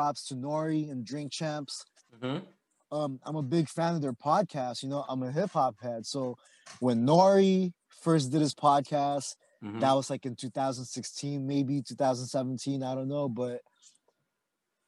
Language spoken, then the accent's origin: English; Oxnard, California, United States; also born or lived in Philippines; now in San Diego, United States; I'm from Oxnard, California, same hood as Chris. I grew up with Chris